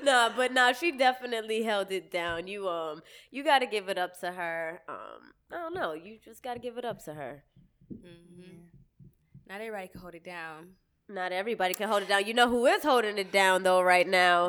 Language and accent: English; Cambridge, Massachusetts, United States; also born or lived in Boston; I'm from Cambridge technically, but I represent Boston